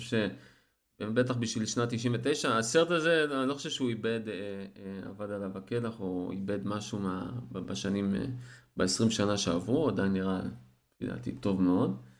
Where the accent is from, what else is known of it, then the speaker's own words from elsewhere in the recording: Eilat, Southern District, Israel; אני אילתי